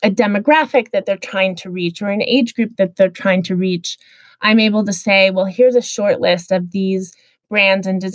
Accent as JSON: {"language": "English", "region": "Midwest", "country": "United States", "tie": "born or raised there", "said": "I grew up in the Midwest"}